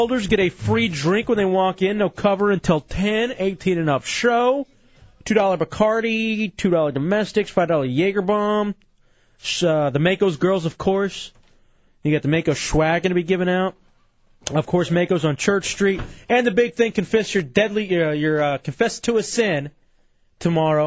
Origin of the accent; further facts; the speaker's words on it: Dallas, Texas, United States; now in Orlando, United States; Growing up in Dallas, growing up watching the crappy teams with my grandfather and my dad